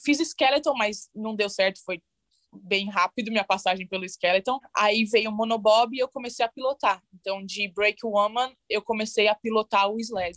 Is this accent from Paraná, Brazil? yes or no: no; Santo André, São Paulo, Brazil; moved away as an adult; also born or lived in São Bernardo do Campo / Calgary; now in United States; Nasci em São Bernardo do Campo, mas morei quase a minha vida inteira uhum. em Santo André no ABC Paulista.